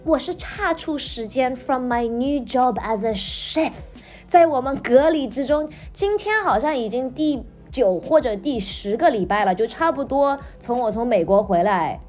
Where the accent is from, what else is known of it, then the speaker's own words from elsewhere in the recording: China; 我们中国人的传统